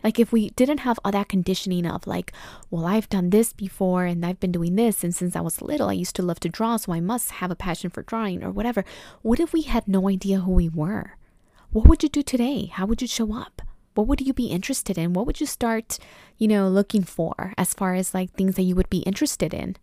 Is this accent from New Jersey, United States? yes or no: no; Oxnard, California, United States; now in Los Angeles, United States; I grew up in Oxnard, California, Camarillo area